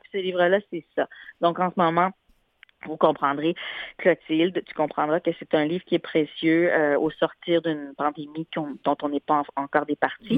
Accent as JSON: {"language": "French", "country": "Morocco", "said": "mon identité marocaine, et eh ben, tant mieux, je suis marocaine"}